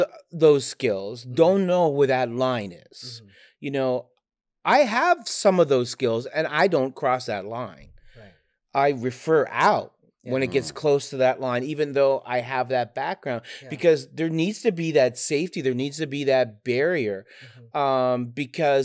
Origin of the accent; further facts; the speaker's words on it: Canada; moved away as an adult; now in United States; I'm Canadian